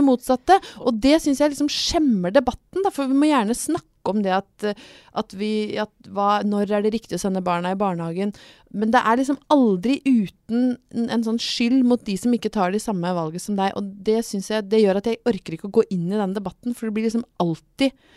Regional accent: Brøttum, Innlandet, Norway; jeg er jo fra Brøttum rett utafor Lillehammer. Jeg har vokst opp i OL-rus.

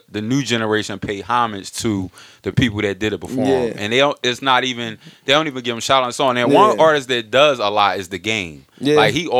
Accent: Philadelphia, Pennsylvania, United States; I'm from Philly

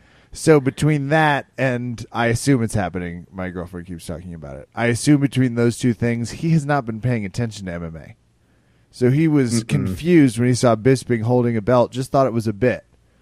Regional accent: Kansas, United States; I'm also from Kansas

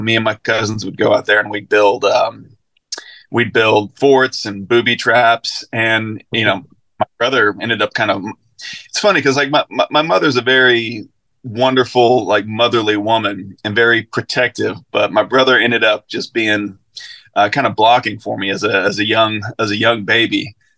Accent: Sligo, Connacht, Ireland; also born or lived in Mobile, United States; Yeah, so I was born in Mobile, and all my mom's family is still down there. But I only lived in Mobile for like 6 weeks. Then we moved back to where my parents had been living, which was Sligo on the west coast of Ireland.

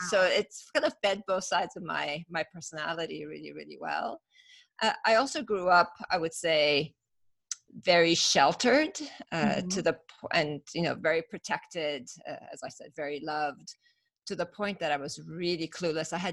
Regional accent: California, United States; We I grew up in Northern California.

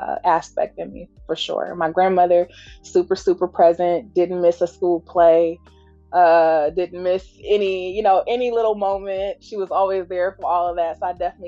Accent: Detroit, Michigan, United States; also born or lived in Washington, D.C. / South Carolina; I was born in D.C., raised in South Carolina some, and then spent the rest of my life in Detroit

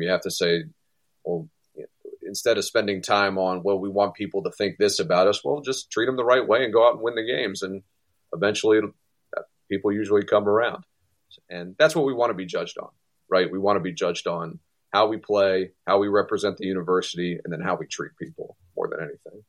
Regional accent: Maryland, United States; my home state

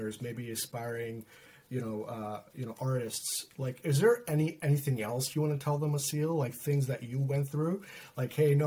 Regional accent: Pakistan; moved away; I'm Pakistani

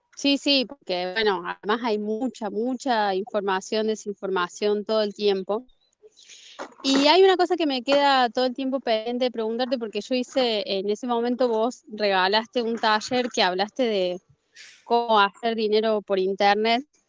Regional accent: Argentina; Yo soy de Argentina

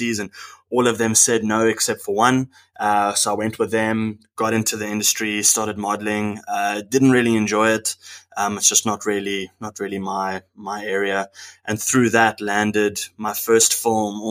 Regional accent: South Africa; Born and raised in South Africa, moved around the country quite a lot

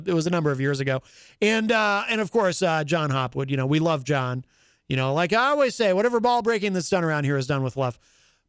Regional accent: Ireland; well, I'm Irish. Do I have a big head?

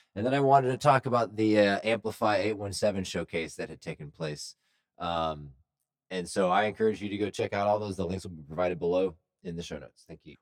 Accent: Texas, United States; as a Texan

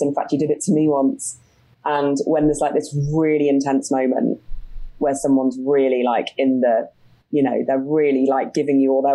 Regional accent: United Kingdom; also born or lived in Sydney, Australia; I'm a Brit

